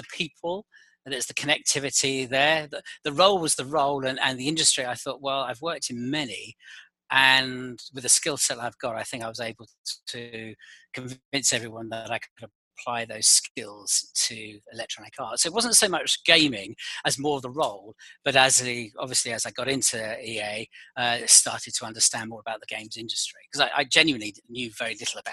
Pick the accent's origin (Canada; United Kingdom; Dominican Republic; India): United Kingdom; London; moved away as an adult; also born or lived in Paris / Madrid / Geneva / San Francisco; now in Boston, United States; I'm based in Boston, but as you can probably tell from my accent, I'm not from Boston. I'm originally from London